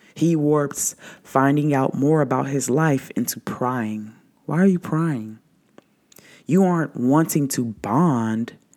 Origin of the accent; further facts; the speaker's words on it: the South, United States; growing up in the South